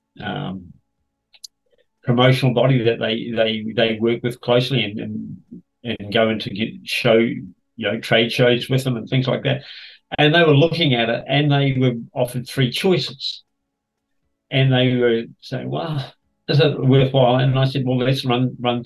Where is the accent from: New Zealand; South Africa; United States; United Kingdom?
New Zealand; moved away as an adult; also born or lived in Queensland, Australia; now in Sydney, Australia; I come from Kiwi land and proud of it.